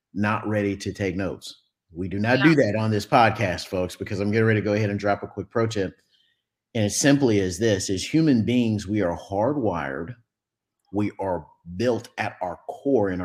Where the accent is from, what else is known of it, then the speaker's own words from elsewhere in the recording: Dallas, Texas, United States; I'm from Texas, folks, Dallas-Fort Worth, Texas, Metroplex area.